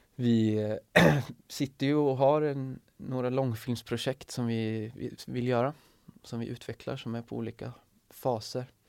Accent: Sweden; som svenskar

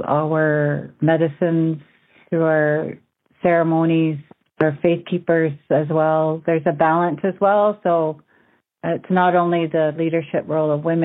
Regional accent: Six Nations of the Grand River Territory, Ontario, Canada; Mohawk from Six Nations Grand River Territory

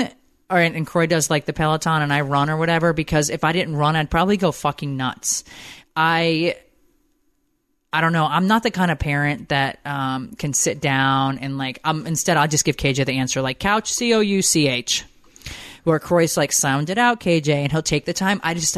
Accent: San Diego, California, United States; I'm a single mom of a 5-year-old. I'm from San Diego, California, born and raised.

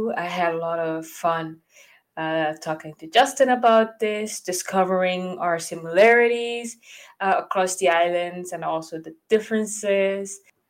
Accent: Aruba; Well, since I was born, since I was raised in Aruba, I always felt like, who am I really?

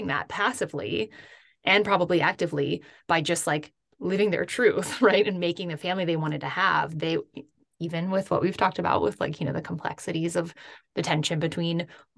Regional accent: Seattle, Washington, United States; I grew up outside of Seattle

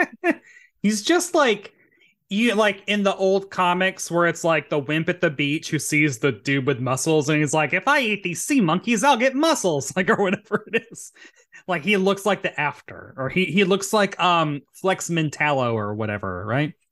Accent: Murfreesboro, Tennessee, United States; born or raised there

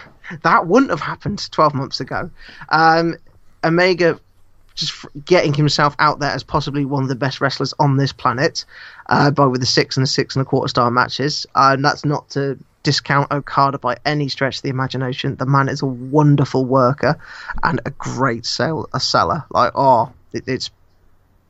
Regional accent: United Kingdom; I as a British person

